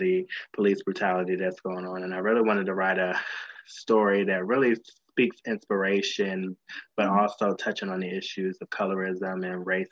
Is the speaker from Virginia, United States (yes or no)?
yes; Virginia, United States; moved away as an adult; also born or lived in Washington, D.C. / Los Angeles; I was born in Washington, D.C., raised in Virginia